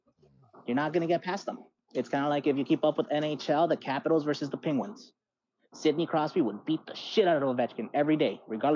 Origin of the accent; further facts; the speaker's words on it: Reynosa, Tamaulipas, Mexico; moved away; also born or lived in Boston / Ohio / Los Angeles; I'm from Reynosa, right? I have, the wind has taken me all over the place. Lived in Boston, lived in Ohio, lived in LA, lived out here. Everything far away from home.